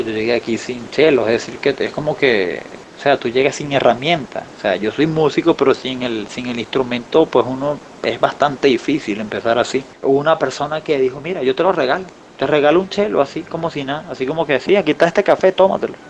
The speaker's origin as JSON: {"language": "Spanish", "region": "Falcón", "country": "Venezuela", "tie": "born or raised there", "moved": "as an adult", "lives_now": "Colombia", "said": "yo nací en Venezuela, en la costa norte, se llama el estado Falcón"}